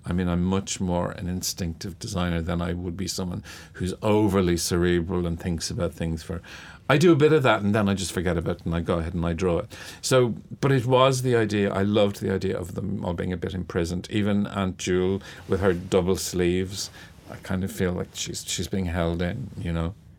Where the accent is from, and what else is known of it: Dublin, Leinster, Ireland; born or raised there; also born or lived in London / Dún Laoghaire